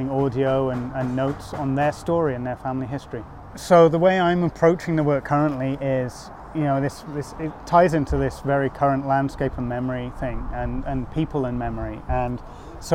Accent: Menai Bridge, Wales, United Kingdom; moved away as an adult; also born or lived in Chester; now in New York, United States; I was born here in Chester. When I was about 9 years old, my family moved to Menai Bridge on Anglesey.

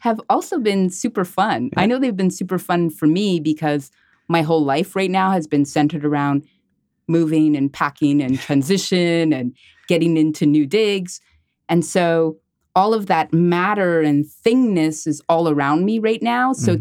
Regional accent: Montreal, Quebec, Canada; I am a Montreal-based artist, and I was born and raised in Montreal

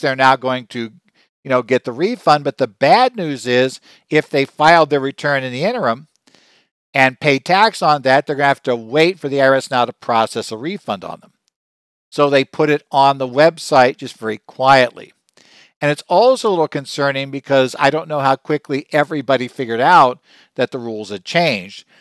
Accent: Arizona, United States; my home state of Arizona

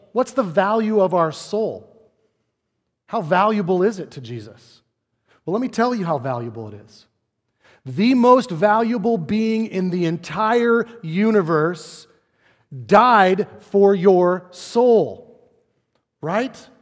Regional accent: United States; as an American Christian

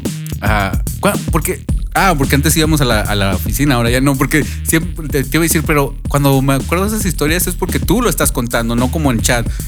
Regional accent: Monterrey, Nuevo León, Mexico; Yo soy fan de la radio desde como los 7, 8 años, allá en Monterrey. bueno, yo soy de Monterrey

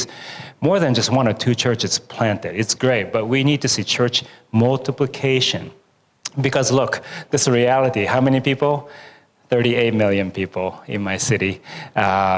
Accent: Tokyo, Japan; also born or lived in Iowa; I'm from Tokyo. I was born and raised

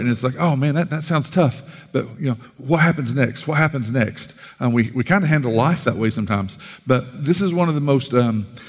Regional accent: Sallisaw, Oklahoma, United States; from Salisaw

